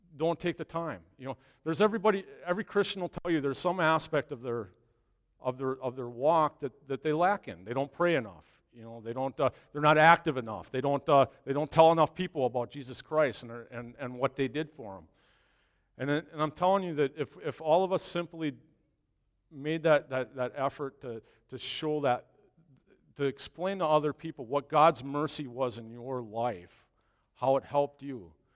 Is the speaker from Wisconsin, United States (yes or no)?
yes; Long Lake, Wisconsin, United States; my hometown last, uh, last week up in Long Lake, Wisconsin, a little town north of here